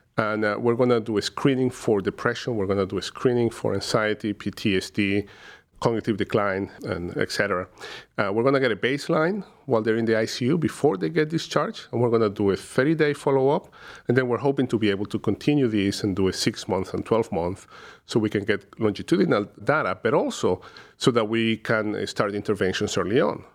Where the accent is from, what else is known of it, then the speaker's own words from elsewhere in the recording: Caracas, Capital District, Venezuela; moved away as an adult; now in Cleveland, United States; originally from, uh, Caracas, uh, Venezuela, where I completed my medical training.